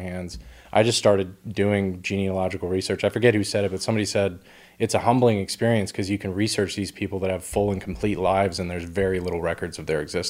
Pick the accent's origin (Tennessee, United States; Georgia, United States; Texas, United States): Texas, United States; North; North Texas. So my family's ranch is about an hour south of Dallas near Corsicana